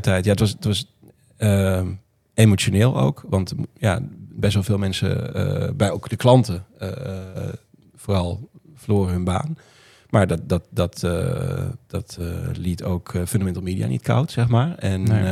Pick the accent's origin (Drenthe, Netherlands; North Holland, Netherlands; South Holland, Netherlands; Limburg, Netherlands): Drenthe, Netherlands; Roden; also born or lived in Groningen; now in Friesland, Netherlands; ik ben opgegroeid in Noord-Drenthe, Rode